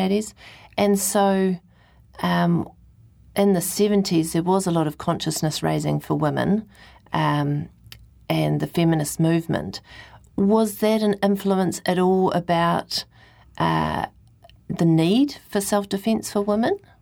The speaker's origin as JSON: {"language": "English", "country": "New Zealand", "said": "as a Kiwi"}